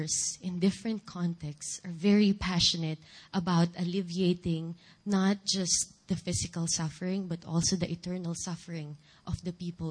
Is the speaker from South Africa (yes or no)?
no; Philippines; first language Filipino; English is a second language; moved away; my native language, Filipino.